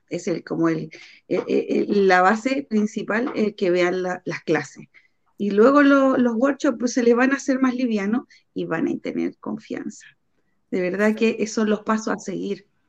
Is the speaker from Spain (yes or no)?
no; Puente Alto, Santiago Metropolitan Region, Chile; soy de Puente Alto